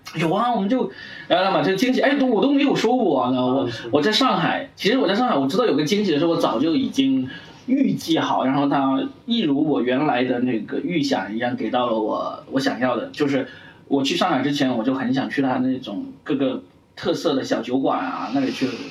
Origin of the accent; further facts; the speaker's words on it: Shenzhen, Guangdong, China; now in Hangzhou, China; 我本来是深圳人